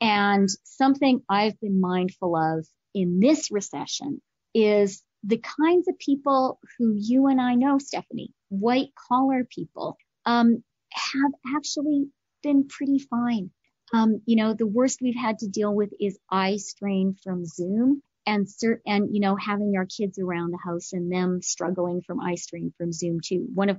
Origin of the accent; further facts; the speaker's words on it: Canada; And I'm Canadian too, so that comes naturally to me.